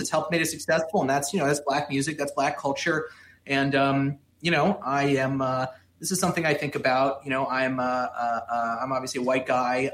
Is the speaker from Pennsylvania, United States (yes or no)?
no; Miami, Florida, United States; growing up in Miami